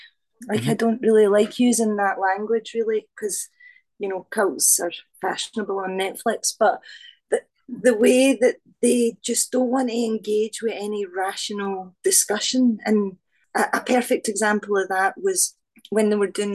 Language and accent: English; Glasgow, Scotland, United Kingdom; I'm Glaswegian